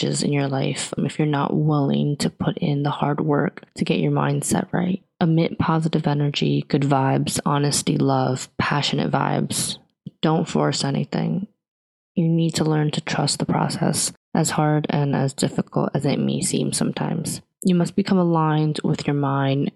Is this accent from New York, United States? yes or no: yes; New York, United States; now in New Jersey, United States; I was born in New York, Queens, to be specific, currently living in New Jersey